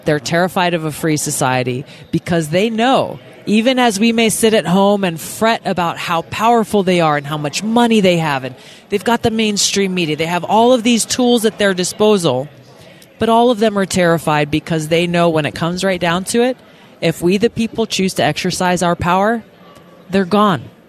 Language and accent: English; Hawaii, United States; my home state of Hawaii